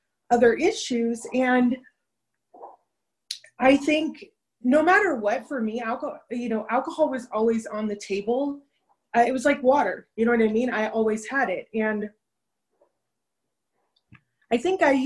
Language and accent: English; Los Angeles, California, United States; I grew up in Venice Beach, California.